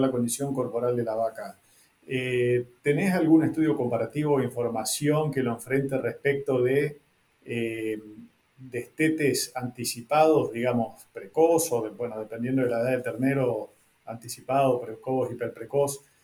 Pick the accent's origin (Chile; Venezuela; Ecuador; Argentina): Argentina; northern Argentina; el norte de donde vengo yo